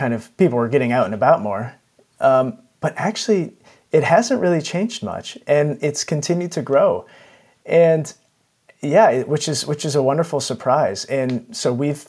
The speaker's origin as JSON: {"language": "English", "country": "United States", "tie": "born or raised there", "moved": "as an adult", "lives_now": "London, United Kingdom", "said": "So I'm American, and everyone has nice big lawns in America, or at least in the suburbs where I grew up"}